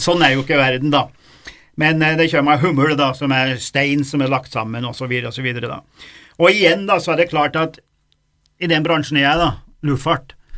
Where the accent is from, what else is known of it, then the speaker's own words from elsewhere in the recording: Dombås, Innlandet, Norway; Domås, eh, der jeg vokste opp